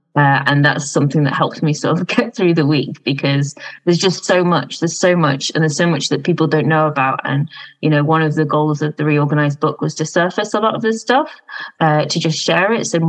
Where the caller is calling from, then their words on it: London, United Kingdom; I'm calling in from Vauxhall in London.